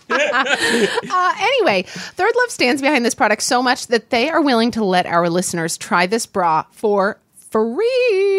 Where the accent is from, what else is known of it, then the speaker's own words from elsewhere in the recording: Midwest, United States; growing up in the Midwest, as I did, i, in the eighties